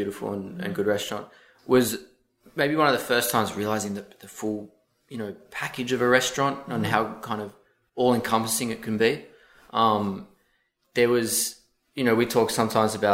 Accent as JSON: {"language": "English", "town": "Sydney", "region": "New South Wales", "country": "Australia", "tie": "born or raised there", "moved": "as an adult", "lives_now": "New York, United States", "said": "I grew up in Sydney"}